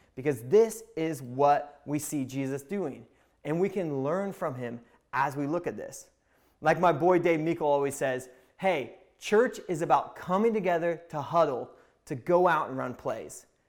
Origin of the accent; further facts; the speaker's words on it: Indiana, United States; I'm from Indiana